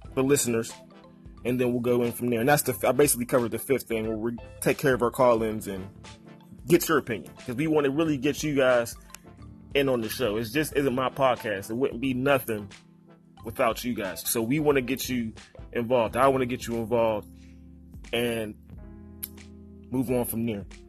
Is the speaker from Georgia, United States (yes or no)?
no; Pittsburgh, Pennsylvania, United States; me being from Pittsburgh